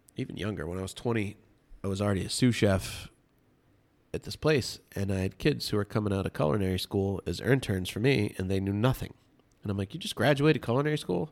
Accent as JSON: {"language": "English", "town": "Medfield", "region": "Massachusetts", "country": "United States", "tie": "born or raised there", "also_born_or_lived": "Costa Mesa, California", "moved": "as an adult", "said": "growing up in Medfield, Massachusetts"}